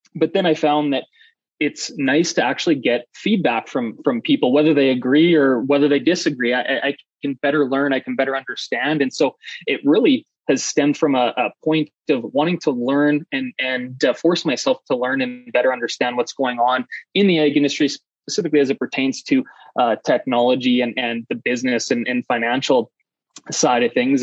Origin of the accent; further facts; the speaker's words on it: Saskatchewan, Canada; now in Calgary, Canada; I'm Canadian. I'm from uh, Saskatchewan, Canada originally. I now live in, in Calgary, Alberta